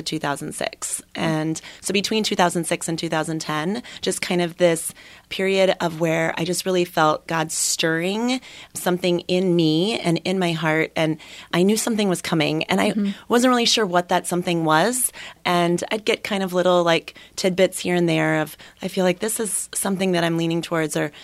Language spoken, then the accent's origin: English; Minnesota, United States; moved away; I was born and raised in Minnesota